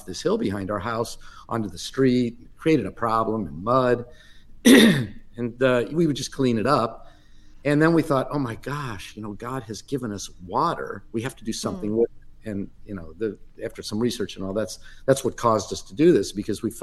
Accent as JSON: {"language": "English", "region": "Midwest", "country": "United States", "tie": "born or raised there", "said": "I grew up in the Midwest in a very typical Reformed Jewish community"}